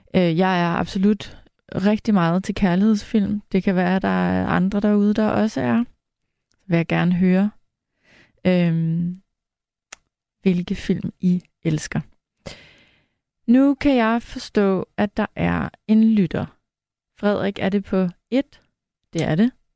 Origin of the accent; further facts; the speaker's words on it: Farum, Capital Region of Denmark, Denmark; jeg er vokset op i Farum, som ligger lige ved siden af Lynge